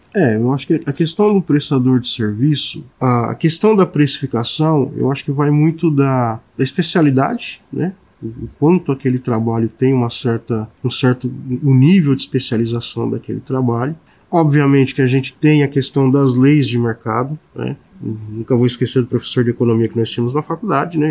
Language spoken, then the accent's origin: Portuguese; São Paulo, Brazil; moved away; eu sou de São Paulo, eventualmente eu vou a São Paulo para visitar minha família